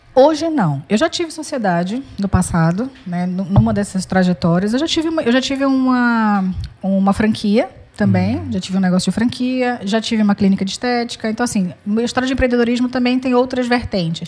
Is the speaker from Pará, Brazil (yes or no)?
yes; Pará, Brazil; also born or lived in Minas Gerais / Fortaleza; Eu, apesar de eu ter nascido em Minas, mas eu, eu, me criei no Pará desde pequena